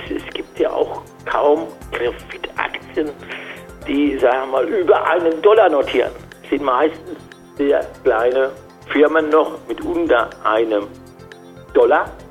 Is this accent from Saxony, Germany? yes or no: no; Frankfurt, Hesse, Germany; ich komme aus Frankfurt, seit 31 Jahren tätig an der Börse, kann man sagen.